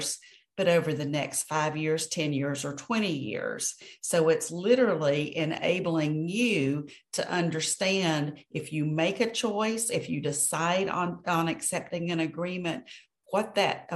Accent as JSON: {"language": "English", "town": "Atlanta", "region": "Georgia", "country": "United States", "tie": "born or raised there", "moved": "yes", "lives_now": "Birmingham, Alabama, United States", "said": "I grew up in Atlanta"}